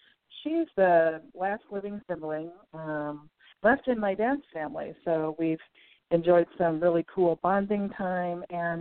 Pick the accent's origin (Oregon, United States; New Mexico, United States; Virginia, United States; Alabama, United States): Oregon, United States; Salem; moved away; I was born in Salem, Oregon. And lots and lots of family here.